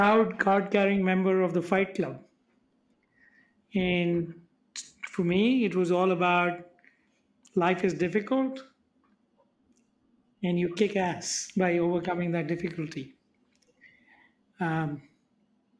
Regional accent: India; I'm from India.

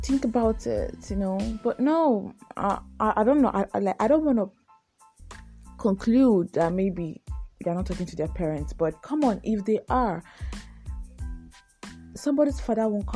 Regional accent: Nigeria; I'm a Nigerian. Yes, I'm a Nigerian living in Nigeria

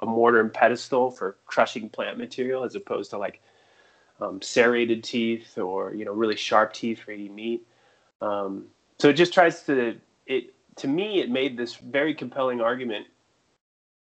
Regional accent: Greeley, Colorado, United States; I grew up in Greeley, Colorado, which at that time had the largest feedlot on earth

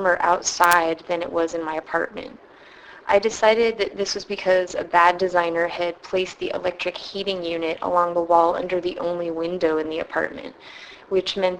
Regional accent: San Francisco, California, United States; also born or lived in Ithaca, New York; I'm from San Francisco

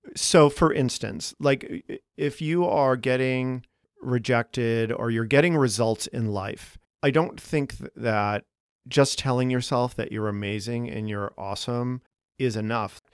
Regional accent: Boston, Massachusetts, United States; now in Chicago, United States; we're both from Boston

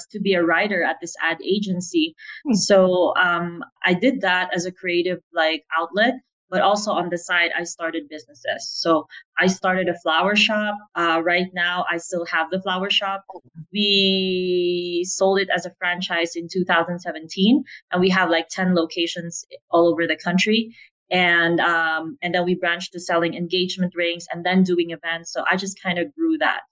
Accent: Philippines; also born or lived in United States; now in Playa del Carmen, Mexico; So I'm Filipina. I grew up in the Philippines.

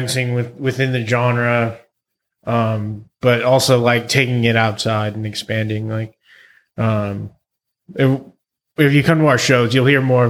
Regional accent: Central Valley, near Fresno, California, United States; I grew up in Central Valley, this really small farm town outside of Fresno.

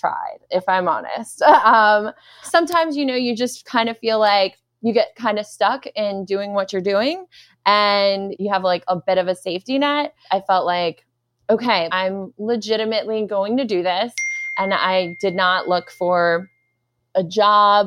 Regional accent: New York City, New York, United States; moved away; I'm actually originally from Brooklyn, New York, which is super strange because it's like kind of a unicorn. Like nobody's ever originally from Brooklyn

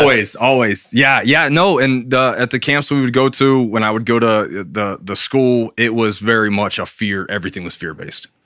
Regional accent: Brevard, North Carolina, United States; also born or lived in Charlotte, North Carolina; we lived in Charlotte till I was ten. We moved from Charlotte to Brevard.

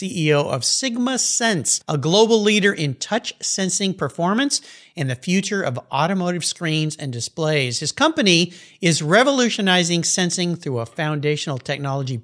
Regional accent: La Jolla, California, United States; I was growing up in La Jolla, California, on the ocean

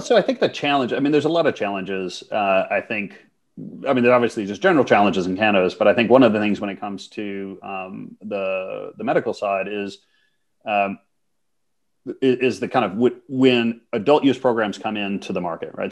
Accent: Minnesota, United States; moved away as an adult; also born or lived in Montreal / New York; I'm, I'm U.S. citizen. So I grew up in Minnesota

